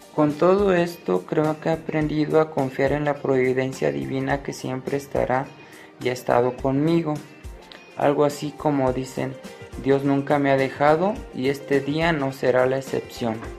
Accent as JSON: {"language": "Spanish", "town": "Guadalajara", "region": "Jalisco", "country": "Mexico", "said": "soy de Guadalajara, Jalisco, México"}